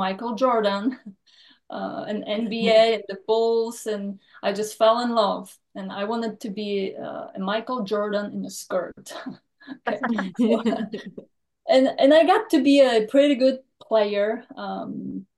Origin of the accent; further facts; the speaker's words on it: Poland; now in Texas, United States; I was born and raised in Poland, and that was actually communism when I was born.